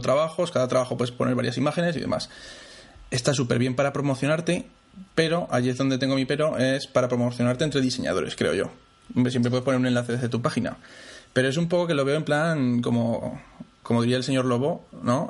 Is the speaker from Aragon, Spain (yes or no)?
yes; Zaragoza, Aragon, Spain; soy de Zaragoza